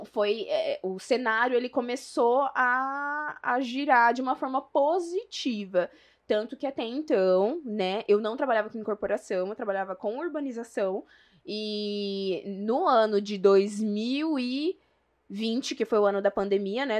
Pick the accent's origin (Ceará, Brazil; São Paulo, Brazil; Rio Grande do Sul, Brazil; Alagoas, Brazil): São Paulo, Brazil; São José do Rio Preto; accent: mineiro; eu sou de São José do Rio Preto